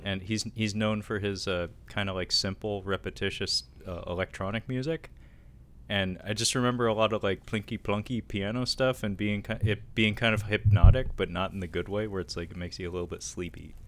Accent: United States; we're American

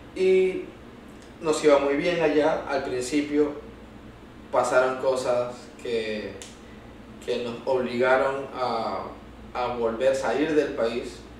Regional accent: Venezuela; also born or lived in United States; now in Lima, Peru; cómo somos los venezolanos

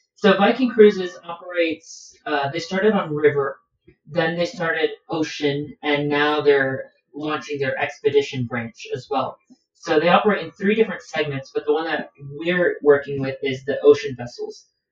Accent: Miami, Florida, United States; I am 27 and a proud second generation Cuban American, born and raised in Miami, Florida

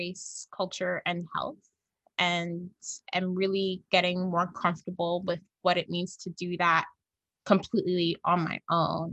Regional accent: Jamaica; I'm Jamaican, I'm Black

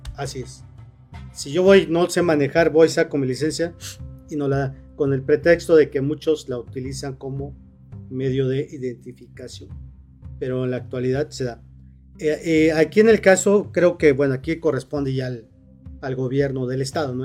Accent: Morelos, Mexico; somos de Morelos

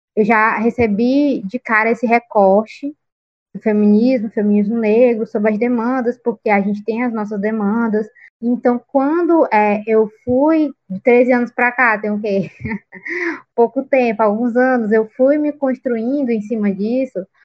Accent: interior of Piauí, Brazil; now in Teresina, Brazil; não sou da capital, né, do Piauí, onde a gente grava aqui o podcast, eu sou do interior, sou do sul do estado, e, e eu venho, tipo, de uma comunidade muito pequena.

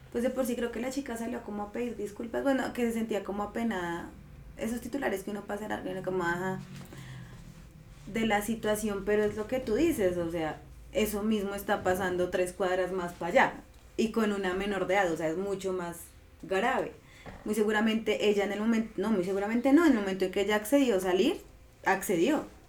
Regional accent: Colombia; como sociedad colombiana sí o sí tenemos

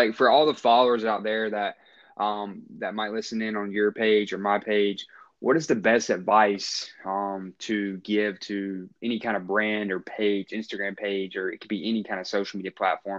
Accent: North Carolina, United States; I'm from North Carolina

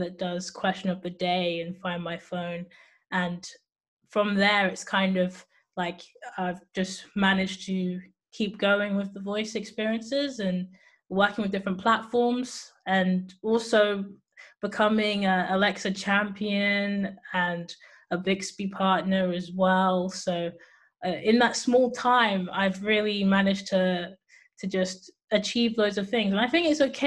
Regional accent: England, United Kingdom; also born or lived in Cambridge; I am from England, United Kingdom. And I'm based in Cambridge, but right now I'm in Bristol

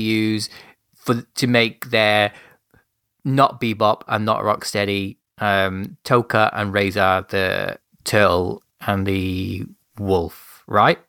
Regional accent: United Kingdom; I'm being a British gentleman

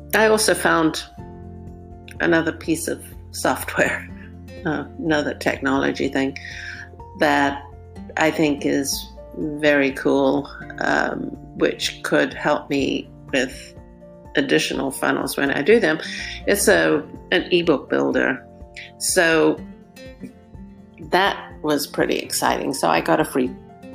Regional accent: South Africa; now in Southern California, United States; when I was very young, growing up in South Africa

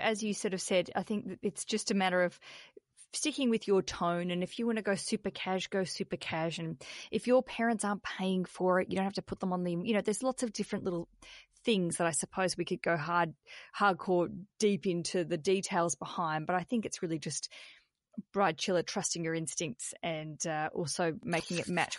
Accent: Australia; accent: Australian; Terrible accent, the Revelry and Heart, as I'm saying it, my Australian accent, Revelry and Heart.

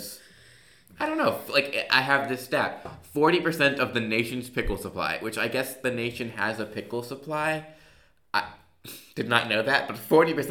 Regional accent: United States; We're Americans, by the way, guys.

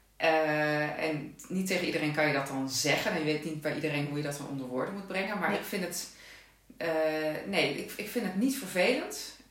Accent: Netherlands; now in Limburg, Netherlands; Ik eh, woon in Limburg, maar ik ben een Hollandse.

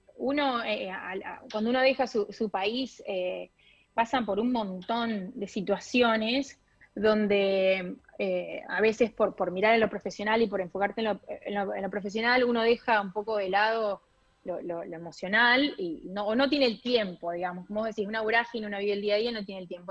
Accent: Pergamino, Buenos Aires Province, Argentina; moved away as an adult; also born or lived in Rosario / Brooklyn, New York; now in New York, United States; yo soy de Pergamino, provincia de Buenos Aires

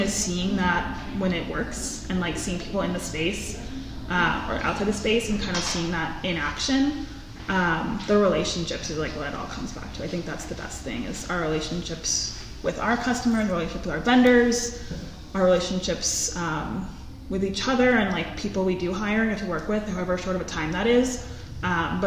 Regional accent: Washington, District of Columbia, United States; moved away as an adult; now in Tucson, United States; I'm from the East Coast. I'm from DC. So I came out here for school and I've been here for about 8 years

